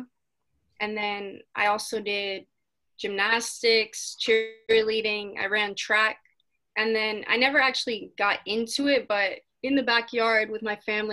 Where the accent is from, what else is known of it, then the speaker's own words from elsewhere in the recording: Pembroke Pines, Florida, United States; I was born and raised in South Florida